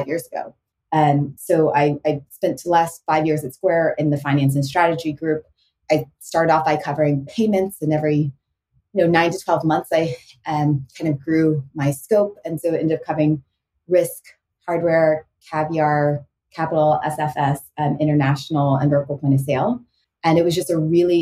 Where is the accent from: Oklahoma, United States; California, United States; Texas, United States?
Texas, United States; Houston; moved away as an adult; also born or lived in St. Louis; growing up in Houston, Texas